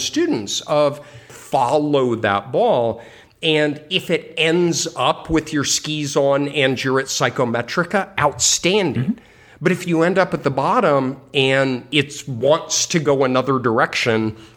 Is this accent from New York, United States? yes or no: no; Colorado, United States; I grew up in Colorado and was a skier